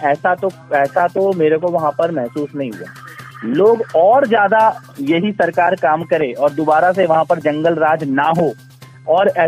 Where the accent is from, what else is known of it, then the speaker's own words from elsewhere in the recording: Uttar Pradesh, India; मैं क्योंकि खुद पूर्वांचल से हूँ मनीष जी